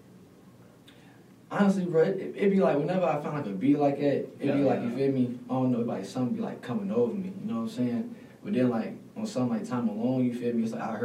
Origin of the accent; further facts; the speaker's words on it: Louisville, Kentucky, United States; also born or lived in Newburgh; I'm from Louisville. Shit, Victory Park for real, but I spent a lot of my life in Newburgh too